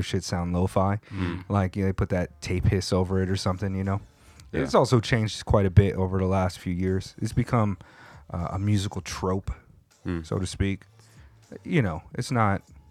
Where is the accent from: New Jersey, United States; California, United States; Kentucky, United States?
California, United States; when I was in junior high school in California